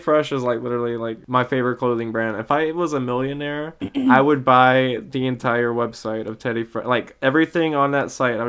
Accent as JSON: {"language": "English", "region": "the South", "country": "United States", "said": "I'm from the South and she's from the Midwest."}